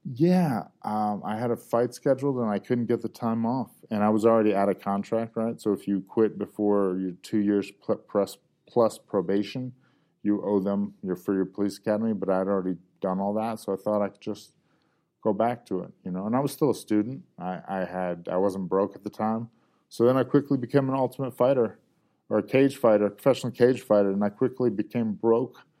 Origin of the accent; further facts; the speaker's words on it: Georgia, United States; also born or lived in Ohio; Ohio-ish by way of Georgia, mostly Georgia